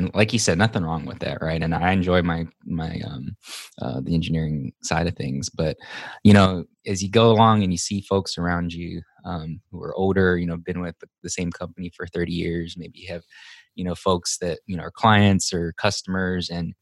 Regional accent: Hawaii, United States; moved away as an adult; now in Texas, United States; I'm originally from Hawaii. I was born and raised there.

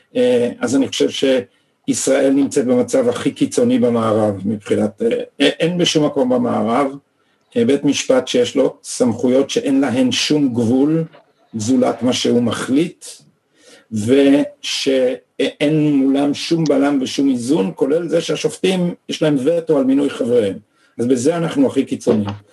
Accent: Israel; אנחנו גדלנו פה

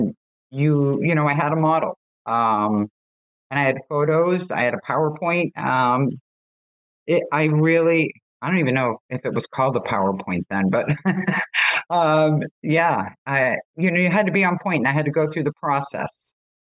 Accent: Boston, Massachusetts, United States; I grew up in Boston

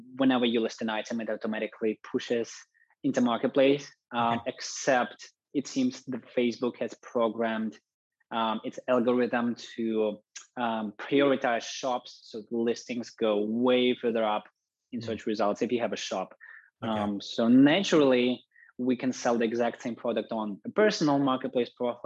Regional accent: Russia; moved away; to visit my relatives back home in Russia. I'm originally from Russia.

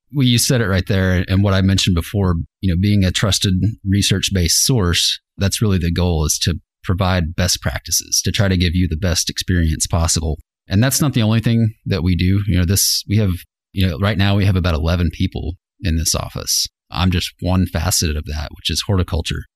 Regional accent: Fort Smith, Arkansas, United States; moved away as an adult; also born or lived in Fayetteville, Arkansas; I grew up in Fort Smith.

